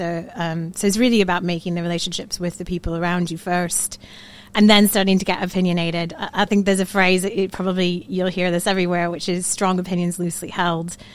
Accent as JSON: {"language": "English", "region": "Florida", "country": "United States", "also_born_or_lived": "New York City, United States", "moved": "as an adult", "lives_now": "Manchester, United Kingdom", "said": "I am from the Sunshine State, Florida."}